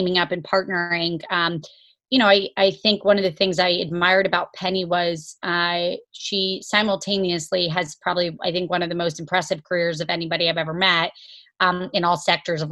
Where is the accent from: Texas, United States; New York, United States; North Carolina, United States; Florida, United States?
Florida, United States; Jacksonville; also born or lived in Kentucky; I was born in Kentucky, grew up in Jacksonville, Florida, to parents that were in the Army and medicine.